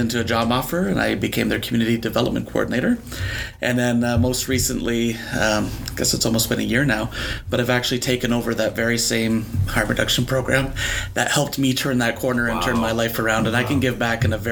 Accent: Wallaceburg, Ontario, Canada; also born or lived in Toronto; I grew up in Wallaceburg, which is a town here in Chatham, Kent

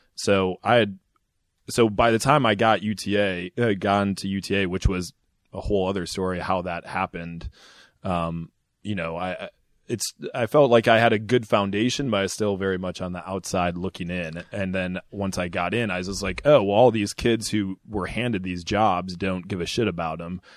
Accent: Ann Arbor, Michigan, United States; moved away as an adult; also born or lived in Indiana; I'm from Michigan originally, Ann Arbor, Michigan

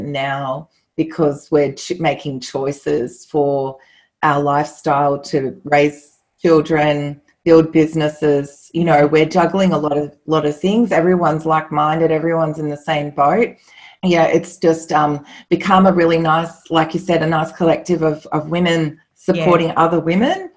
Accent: Australia; we're both Australian

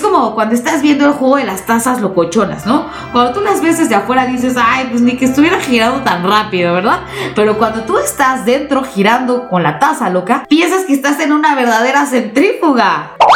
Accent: Mexico; nosotros mismos como mexicanos

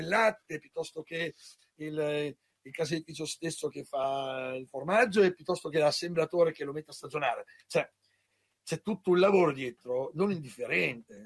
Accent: Parma, Emilia-Romagna, Italy; io sono di Parma

